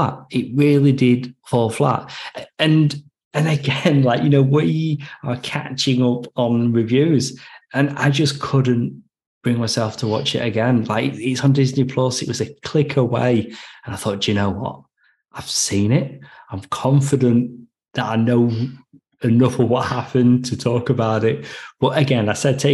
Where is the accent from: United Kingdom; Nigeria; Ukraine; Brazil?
United Kingdom; now in Australia